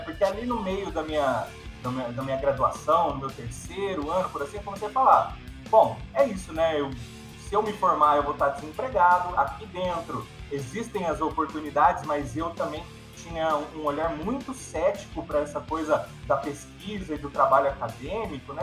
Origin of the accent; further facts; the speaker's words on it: Campinas, São Paulo, Brazil; eu sou de Campinas mesmo